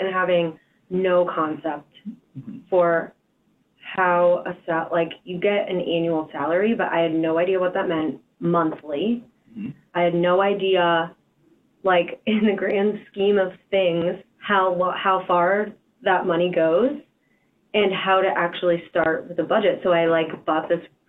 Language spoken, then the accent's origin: English; Fort Wayne, Indiana, United States; moved away as an adult; now in Cincinnati, United States; I'm originally from Fort Wayne, Indiana, so I'm 3 hours from my parents